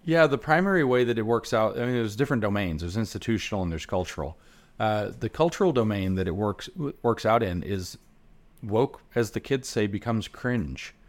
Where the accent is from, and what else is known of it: the South, United States